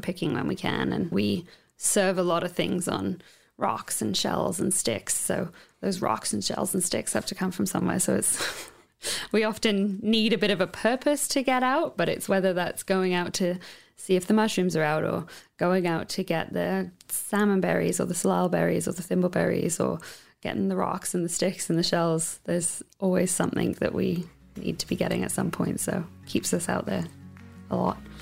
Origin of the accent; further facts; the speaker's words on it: United Kingdom; moved away as an adult; now in Ucluelet, Canada; I'm half English, half Welsh, and I grew up on the Welsh borders in the countryside there